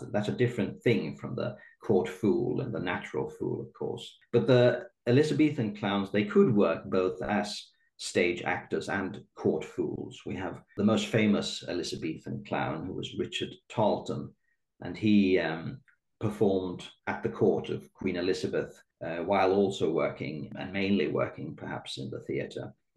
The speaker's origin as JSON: {"language": "English", "country": "Sweden", "tie": "born or raised there", "said": "I'm born and raised in Sweden."}